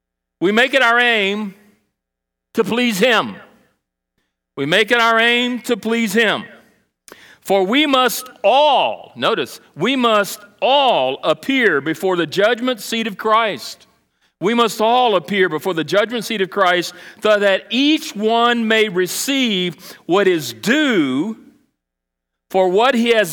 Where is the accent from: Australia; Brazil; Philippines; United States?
Brazil; When I was a child, I was in Brazil. I grew up in South America, Brazil, and we had a missionary residence that was provided by the International Mission Board